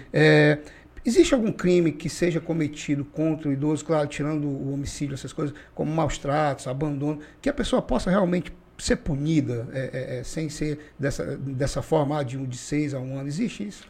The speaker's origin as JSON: {"language": "Portuguese", "region": "Acre", "country": "Brazil", "tie": "born or raised there", "said": "eu sou acriano, nato, né, raiz daqui do Acre"}